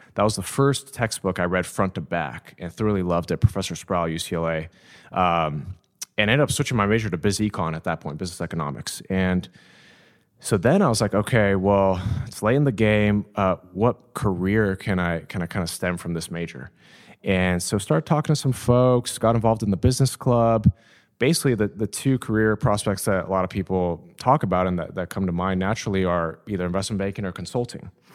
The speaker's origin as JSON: {"language": "English", "town": "Downey", "region": "California", "country": "United States", "tie": "born or raised there", "said": "I grew up in Downey, California, uh, about thirty minutes from here"}